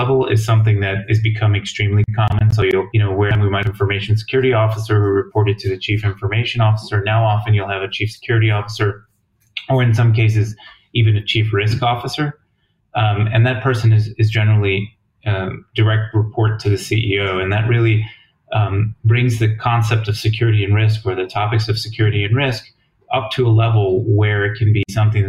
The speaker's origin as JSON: {"language": "English", "region": "New Jersey", "country": "United States", "tie": "born or raised there", "also_born_or_lived": "Ithaca, New York / Washington, D.C. area", "moved": "as an adult", "lives_now": "Jerusalem, Israel", "said": "I grew up in New Jersey, in the U.S., and just a regular upbringing in New Jersey"}